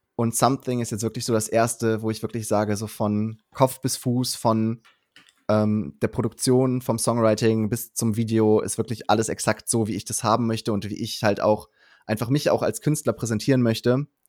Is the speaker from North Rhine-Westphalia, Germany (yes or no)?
yes; Cologne, North Rhine-Westphalia, Germany; also born or lived in Berlin; wollte ich wieder zurück nach Köln, ähm, als zurück in meine Heimatstadt